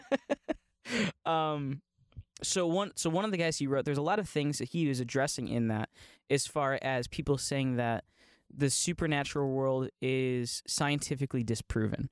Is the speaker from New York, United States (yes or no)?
no; LeRoy, Ohio, United States; now in Florida, United States; I grew up in Leroy, Ohio.